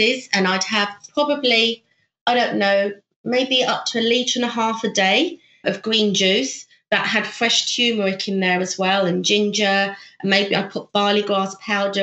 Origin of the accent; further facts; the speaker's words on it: United Kingdom; moved away as an adult; also born or lived in Thailand; now in South Korea; I'm actually British, but I'm working in South Korea